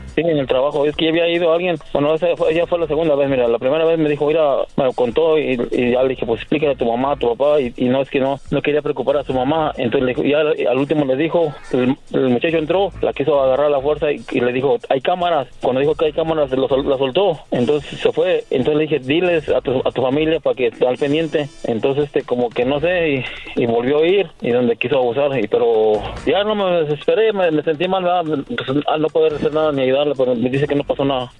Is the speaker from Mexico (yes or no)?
yes; Querétaro, Mexico; Yo soy de Querétaro